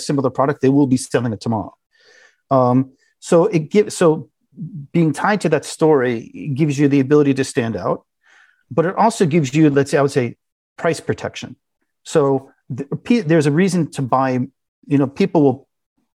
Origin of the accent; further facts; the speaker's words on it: United States; moved away as an adult; also born or lived in Russia; We're American. We talk like Americans